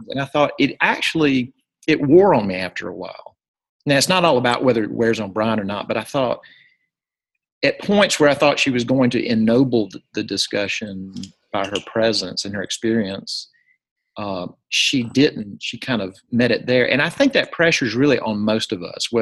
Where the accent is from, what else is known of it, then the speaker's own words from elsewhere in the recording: Jackson, Mississippi, United States; This is at First Presbyterian Day School in my hometown, Jackson, Mississippi